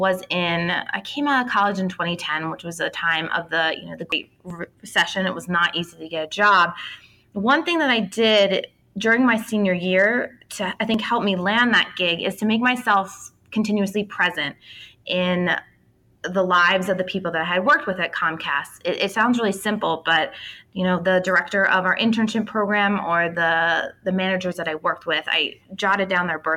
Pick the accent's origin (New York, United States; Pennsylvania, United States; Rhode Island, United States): Pennsylvania, United States; outside of Philadelphia; I grew up outside of Philly